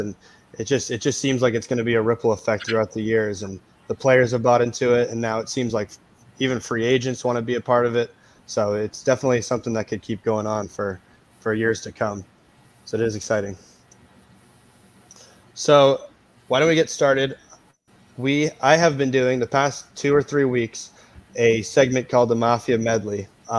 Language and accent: English; Patriots country, New England, United States; now in North Carolina, United States; I grew up in Patriots country